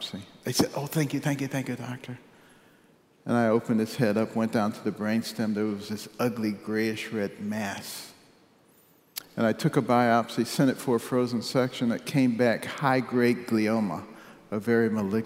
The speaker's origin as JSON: {"language": "English", "country": "United States", "also_born_or_lived": "Western Australia", "moved": "as an adult", "said": "I'm the American"}